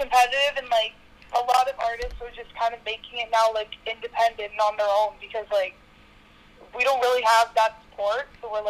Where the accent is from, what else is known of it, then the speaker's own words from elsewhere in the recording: Toronto, Ontario, Canada; So I'm from Toronto. More specifically, I'm from like Schaumburg, Ontario. And I'm also like, the music scene where I'm from is very hip hop, very like trap.